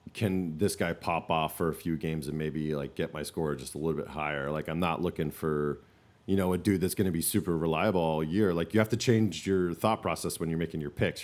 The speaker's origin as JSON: {"language": "English", "region": "the North", "country": "United States", "said": "We're from the North"}